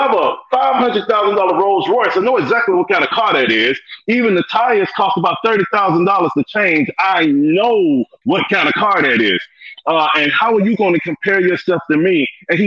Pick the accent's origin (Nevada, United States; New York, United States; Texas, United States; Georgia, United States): Georgia, United States; Atlanta; I'm from Atlanta, went to Lithonia High School